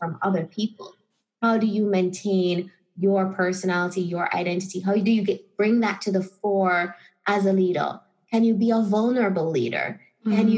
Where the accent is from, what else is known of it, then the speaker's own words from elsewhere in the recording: Jamaica; moved away as an adult; also born or lived in Chicago, United States / Spain; I felt very disconnected from my identity as a Jamaican